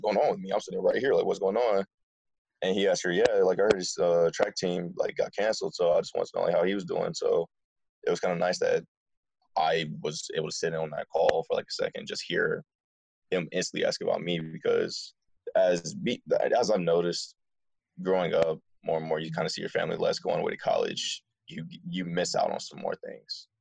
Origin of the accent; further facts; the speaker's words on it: Dearborn, Michigan, United States; I'm originally from Dearborn, Michigan